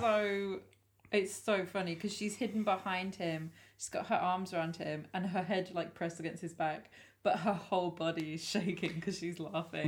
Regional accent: England, United Kingdom; we as English people

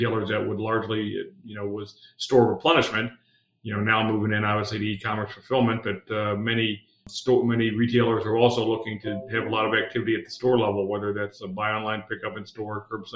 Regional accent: Akron, Ohio, United States; also born or lived in Dayton, Ohio; I've been pretty much, except very early in my life, an Ohio guy. My whole life, I grew up in the Akron, Cleveland area

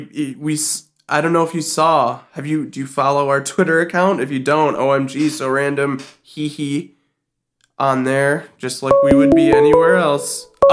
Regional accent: Buffalo, New York, United States; my hometown of Buffalo

